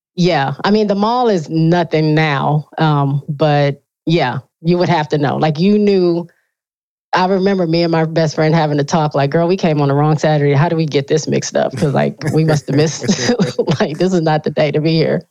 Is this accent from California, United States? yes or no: no; Benton Harbor, Michigan, United States; I grew up in a super small town in Michigan, uh, lower, like right almost on the border of Indiana and Michigan, right on Lake Michigan. Okay. It's called Benton Harbor